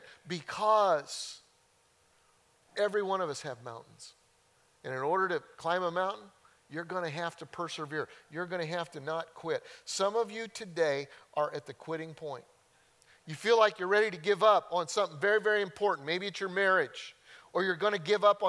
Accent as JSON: {"language": "English", "region": "Colorado", "country": "United States", "tie": "born or raised there", "said": "growing up in Colorado, we used to go mountain hiking"}